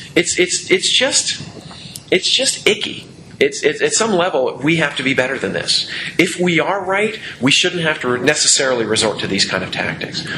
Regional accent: United States; I am an American

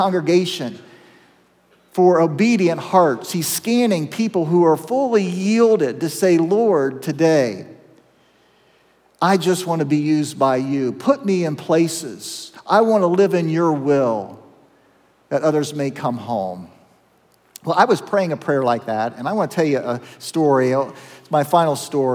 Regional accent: Zanesville, Ohio, United States; my hometown of Zanesville when I was in high school

